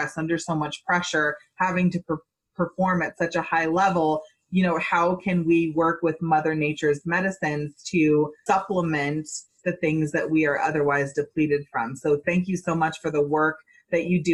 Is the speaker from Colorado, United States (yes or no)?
yes; Boulder, Colorado, United States; moved away; That is my hometown. I lived in Boulder for like 10 years.